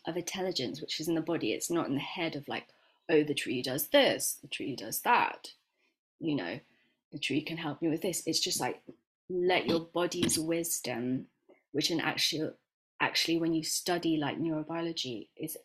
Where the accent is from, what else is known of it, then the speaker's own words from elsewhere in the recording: West Midlands, United Kingdom; also born or lived in Miami, Florida, United States / Dunchurch, Warwickshire / London; I moved here when I was 9